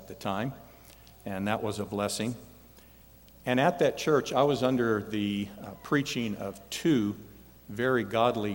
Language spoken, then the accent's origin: English; Indianapolis, Indiana, United States; moved away as an adult; also born or lived in Michigan; Indianapolis, my hometown